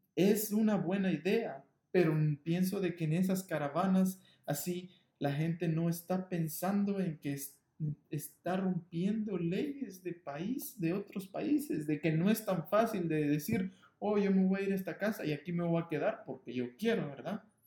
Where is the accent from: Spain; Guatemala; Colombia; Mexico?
Guatemala; now in Los Angeles, United States; soy nacido guatemalteco, entonces siempre voy a ser guatemalteco